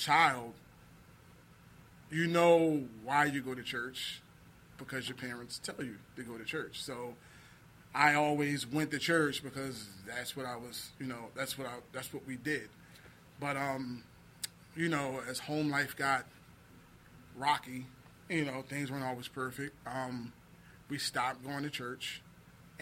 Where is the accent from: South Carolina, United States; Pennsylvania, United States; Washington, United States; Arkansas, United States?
Pennsylvania, United States; Philadelphia; I grew up in South Philly.